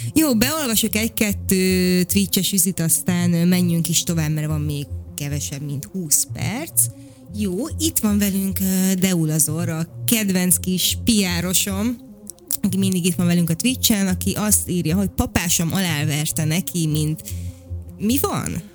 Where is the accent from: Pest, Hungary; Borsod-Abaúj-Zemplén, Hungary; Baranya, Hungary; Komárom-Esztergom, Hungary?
Pest, Hungary; Vác; én Váci vagyok